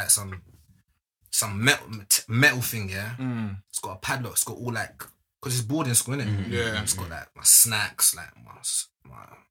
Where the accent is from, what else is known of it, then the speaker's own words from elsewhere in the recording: London, United Kingdom; I'm from London